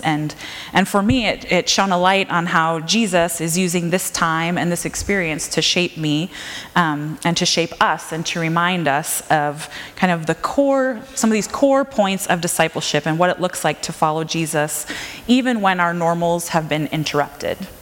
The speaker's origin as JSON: {"language": "English", "region": "Minnesota", "country": "United States", "tie": "born or raised there", "also_born_or_lived": "Calgary, Alberta, Canada", "moved": "yes", "lives_now": "Washington, United States", "said": "I grew up in Minnesota, and I've gradually made this trek like up and over to this area"}